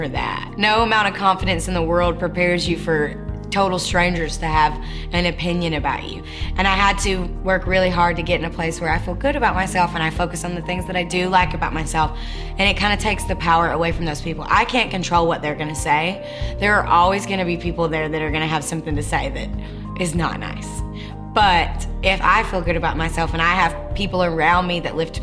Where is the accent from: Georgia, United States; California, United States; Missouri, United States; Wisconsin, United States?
Georgia, United States; Rossville; I grew up in Rossville, Georgia, which is really close to Chattanooga, Tennessee